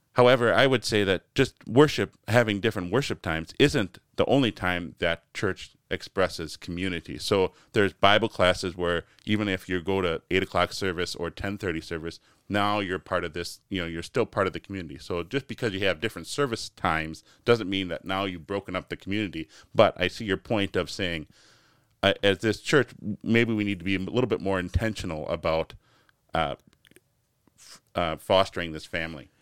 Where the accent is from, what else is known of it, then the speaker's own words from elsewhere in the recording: United States; as American Christians